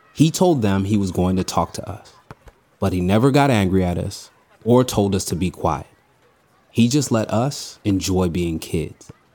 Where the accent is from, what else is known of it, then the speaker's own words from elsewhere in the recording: Los Angeles, California, United States; I'm from Venice Beach, I mean, that I'm from Venice in the 90s.